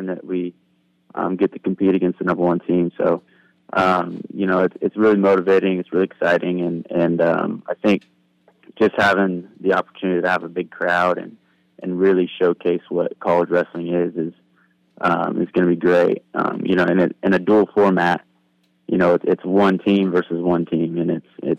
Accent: Oregon, United States; also born or lived in Oklahoma; come back to my home state

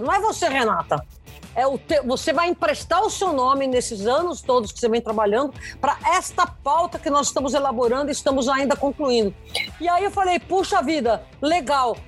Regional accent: São Paulo, Brazil; eu sou nascida paulista, paulistana

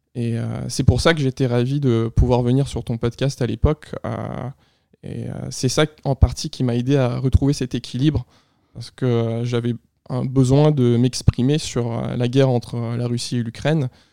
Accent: Quebec, Canada; Québécois d'origine à la fois russe et ukrainienne

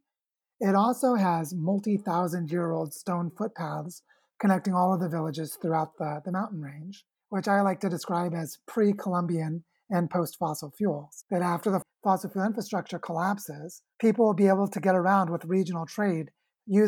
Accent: Springfield, Missouri, United States; moved away; also born or lived in Oregon / Washington; I was born in Springfield, Missouri in 1976

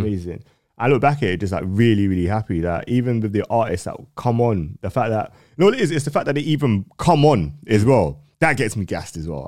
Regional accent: London, United Kingdom; me growing up in North

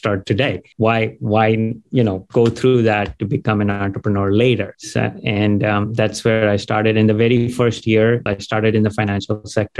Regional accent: India; also born or lived in Dayton, Ohio, United States / Gainesville, Florida, United States; now in United States; So I was born in Dayton, Ohio. And when I was 2 years old, you know, just parents got divorced, went back to India, grew up there, came back here

